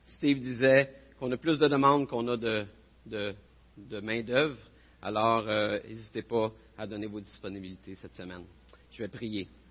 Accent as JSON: {"language": "French", "town": "Repentigny", "region": "Quebec", "country": "Canada", "said": "je viens de Repentigny."}